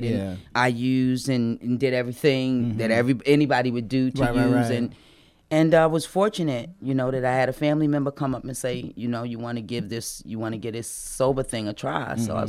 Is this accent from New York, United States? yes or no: yes; New York City, New York, United States; moved away as an adult; also born or lived in Baltimore; now in Atlanta, United States; Nah, I'm from New York.